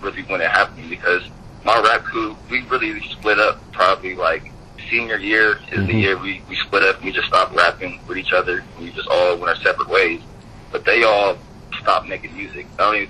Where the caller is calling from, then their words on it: Columbus, Ohio, United States; I'm actually posting in Columbus, Ohio.